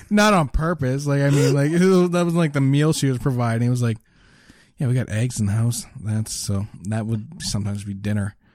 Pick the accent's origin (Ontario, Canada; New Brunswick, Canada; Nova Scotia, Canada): Nova Scotia, Canada; Lower Sackville; I grew up in Lower Sackville